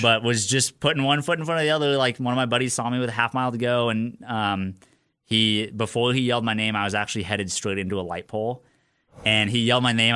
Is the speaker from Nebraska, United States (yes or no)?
yes; Lincoln, Nebraska, United States; I was born and raised in Lincoln